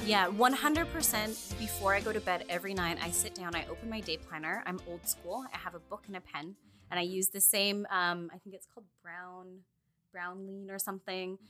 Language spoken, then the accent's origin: English; Quesnel, British Columbia, Canada; moved away; also born or lived in Prince George / Vancouver; I'm from a really small town that's about 13 hours north